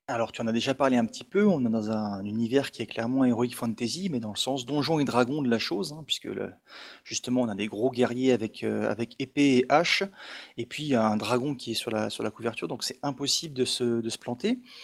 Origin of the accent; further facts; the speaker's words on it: Alsace, Grand Est, France; Chez nous en Alsace